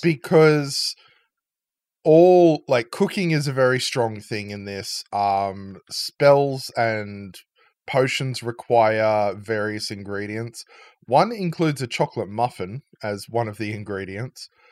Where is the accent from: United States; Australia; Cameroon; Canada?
Australia; my, uh, my home country